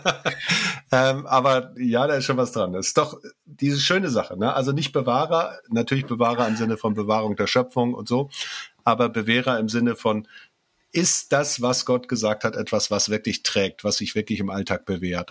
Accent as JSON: {"language": "German", "town": "Gera", "region": "Thuringia", "country": "Germany", "said": "bei uns in Gera"}